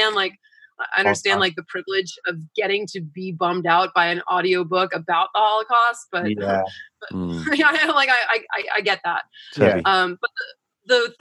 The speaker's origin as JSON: {"language": "English", "region": "East Coast", "country": "United States", "tie": "born or raised there", "said": "I grew up on the East Coast"}